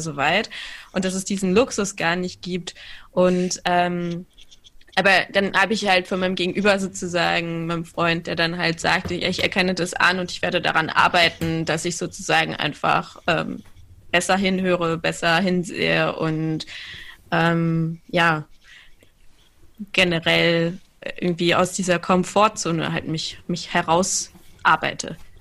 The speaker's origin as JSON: {"language": "German", "town": "Cologne", "region": "North Rhine-Westphalia", "country": "Germany", "tie": "born or raised there", "said": "ich bin ja in Köln aufgewachsen"}